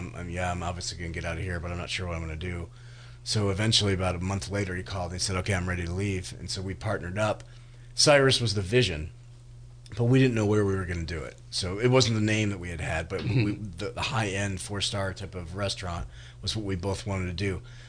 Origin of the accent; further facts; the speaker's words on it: Detroit, Michigan, United States; also born or lived in upstate New York / Manhattan, New York / San Francisco; now in California, United States; I grew up in Detroit. I went to school in upstate, and now I'm sick of bad weather.